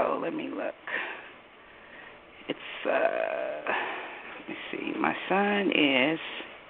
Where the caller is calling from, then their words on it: Denver, Colorado, United States; I'm calling from Denver.